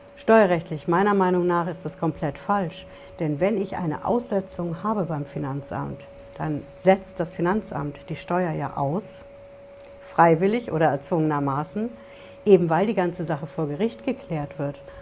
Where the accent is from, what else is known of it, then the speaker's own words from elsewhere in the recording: Hesse, Germany; Bei uns in Hessen